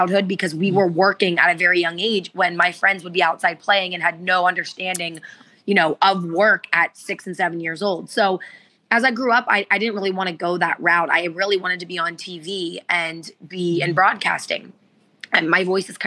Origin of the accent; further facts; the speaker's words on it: West Virginia, Ohio, United States; moved away as an adult; now in Florida, United States; Where I grew up in Ohio, it was very gray